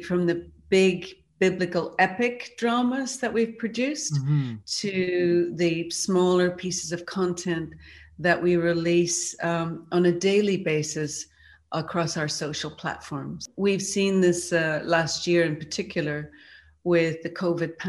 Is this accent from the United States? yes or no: no; Ireland; a young girl growing up in Ireland